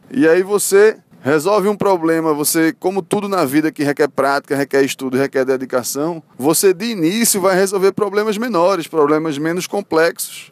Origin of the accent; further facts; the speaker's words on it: Recife, Pernambuco, Brazil; sou de Recife